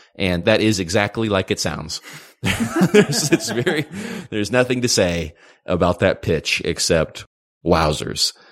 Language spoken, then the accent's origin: English; United States; Being, you know, uh, American